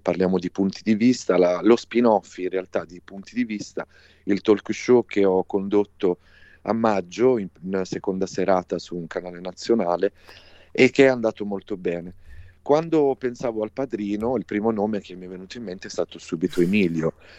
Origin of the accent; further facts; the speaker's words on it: Apulia, Italy; la Puglia, che è la mia regione natale